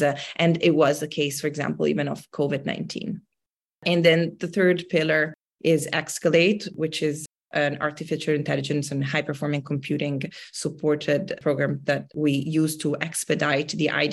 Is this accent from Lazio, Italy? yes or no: no; Milan, Lombardy, Italy; moved away as an adult; now in Bay Area, United States; I was based in Milan. I grew up in Italy and I am now based in the United States in the Bay Area.